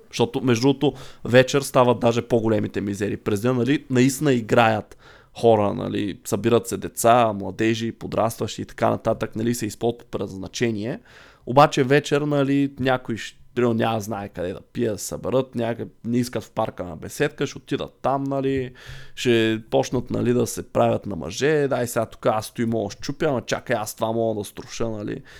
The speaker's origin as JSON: {"language": "Bulgarian", "town": "Targovishte", "region": "Targovishte Province", "country": "Bulgaria", "tie": "born or raised there", "moved": "yes", "lives_now": "Sofia, Bulgaria", "said": "аз не съм от София, от търговище съм. И когато израсвах, там наистина нямаше игрища."}